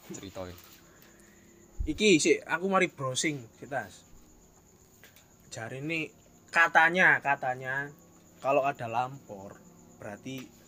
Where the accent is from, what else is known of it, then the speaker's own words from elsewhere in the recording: Java, Indonesia; Mungkin saya wong Jawa terpengaruh oleh budaya-budaya